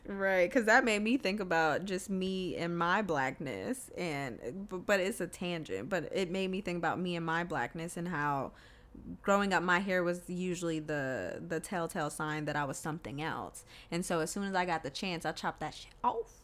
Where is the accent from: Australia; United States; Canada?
United States; the South; moved away; also born or lived in the North (US) / Rhode Island; I grew up in the South